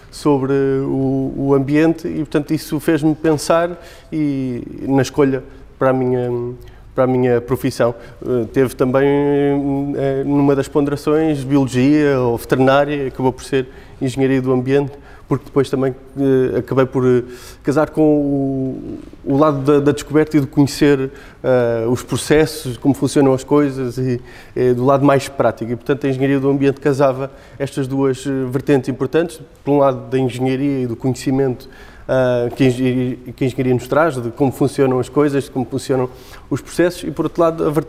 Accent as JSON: {"language": "Portuguese", "town": "Olhalvo", "region": "Lisbon", "country": "Portugal", "tie": "born or raised there", "said": "eu nasci uh, em Olhalvo, sempre estudei, de facto, em Alenquer, na, na sede do Conselho, portanto, Conselho de Alenquer"}